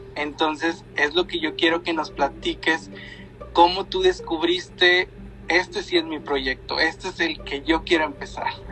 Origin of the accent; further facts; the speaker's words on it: Linares, Nuevo León, Mexico; Gaby y yo somos de Linares